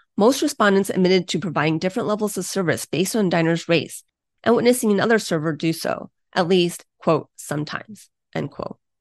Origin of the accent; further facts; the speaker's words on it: Ohio, United States; my home state of Ohio